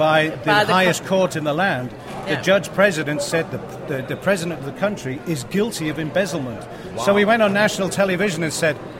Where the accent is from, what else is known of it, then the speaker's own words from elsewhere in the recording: England, United Kingdom; moved away as an adult; now in Johannesburg, South Africa; We live in Johannesburg. I'm actually an Englishman. I'm an Englishman. I've been in South Africa for 25 years. It's my home.